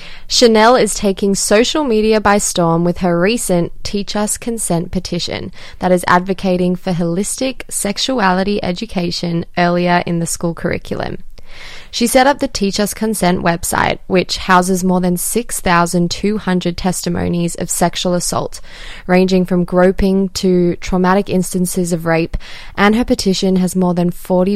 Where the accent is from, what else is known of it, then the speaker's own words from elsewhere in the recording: South Africa; born there; I was born in South Africa, actually.